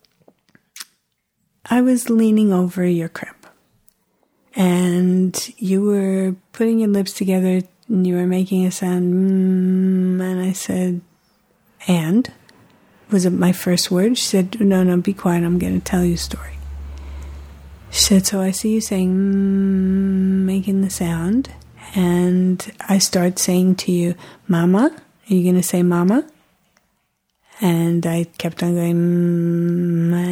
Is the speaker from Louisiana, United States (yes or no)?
no; New York City, New York, United States; I remember the room that I was born in Manhattan General Hospital